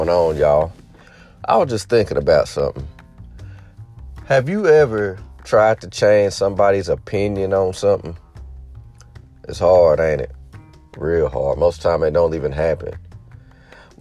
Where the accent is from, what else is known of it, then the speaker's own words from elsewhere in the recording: United States; As American people